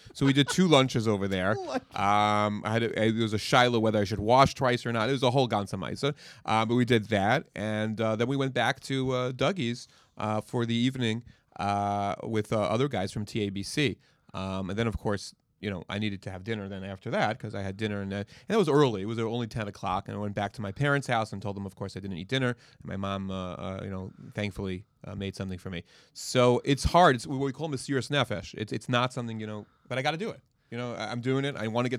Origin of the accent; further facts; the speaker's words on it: Israel; I'm from Israel.